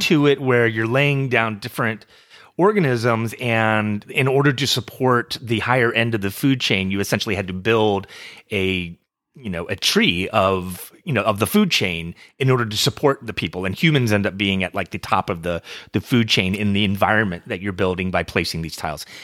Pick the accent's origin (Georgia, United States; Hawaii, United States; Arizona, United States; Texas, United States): Texas, United States; I am from Texas